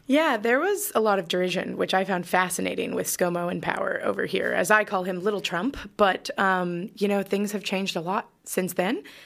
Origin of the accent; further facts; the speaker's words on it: California, United States; accent: American; moved away as an adult; also born or lived in Chicago / New York; now in Melbourne, Australia; I grew up in California